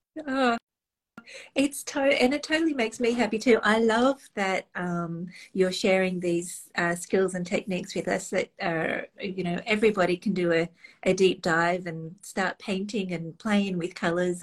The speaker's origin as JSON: {"language": "English", "country": "Australia", "said": "being Australian"}